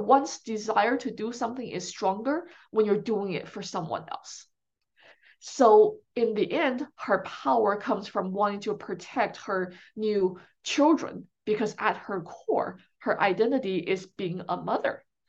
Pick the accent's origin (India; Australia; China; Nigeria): China; now in United States; growing up in China